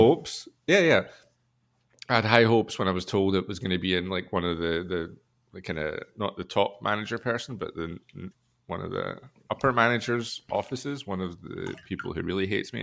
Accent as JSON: {"language": "English", "region": "Scotland", "country": "United Kingdom"}